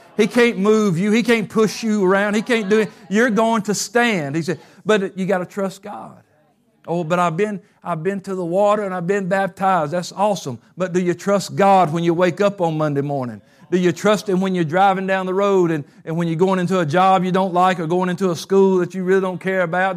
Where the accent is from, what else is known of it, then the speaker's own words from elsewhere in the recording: Covington, United States; moved away; my hometown Covington